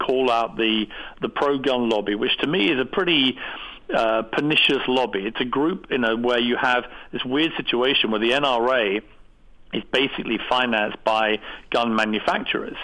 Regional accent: United Kingdom; we British people

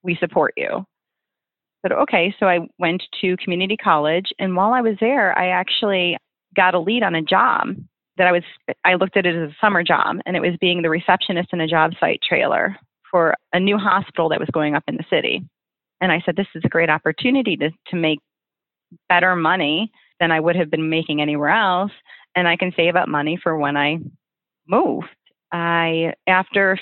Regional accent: Oak Forest, Illinois, United States; also born or lived in Oak Lawn, Illinois / Chicago / North Carolina; I grew up in Oak Forest, which is about 20 miles south of Chicago

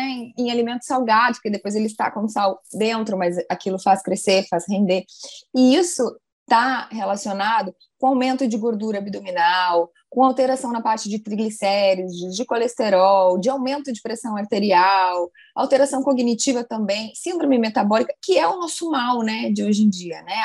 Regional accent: Rio Grande do Sul, Brazil; also born or lived in Pelotas, Brazil; now in Rio de Janeiro, Brazil; eu me formei na Universidade Federal de Pelotas, eu sou gaúcha

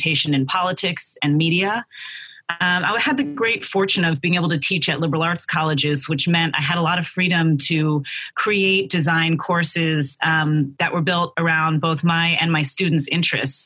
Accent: Philadelphia, Pennsylvania, United States; growing up in Philadelphia in a politically active, socially active family and neighborhood

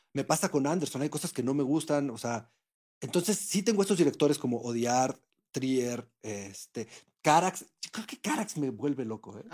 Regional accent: Mexico; lo que somos como mexicanos

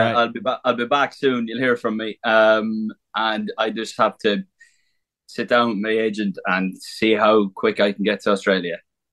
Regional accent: Ireland; on the last night, we just had a good crack in my hometown. And because at the time, there was like a what's called a Cayley, which is like basically like an Irish music festival

